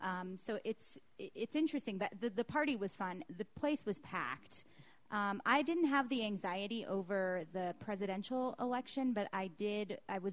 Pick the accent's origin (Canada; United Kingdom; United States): United States; Colorado; I'm from Colorado.